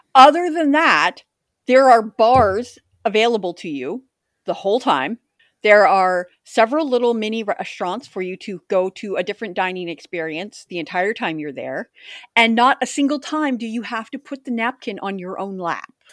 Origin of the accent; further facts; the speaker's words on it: Pacific Northwest, United States; Growing up in the Pacific Northwest